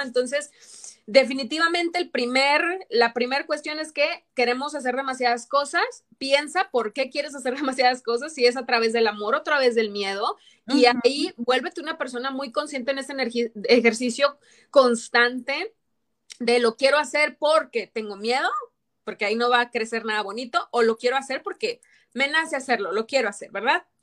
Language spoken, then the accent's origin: Spanish; Torreón, Coahuila, Mexico; moved away; me da mucho gusto ir de viaje a Torreón, a mi terruño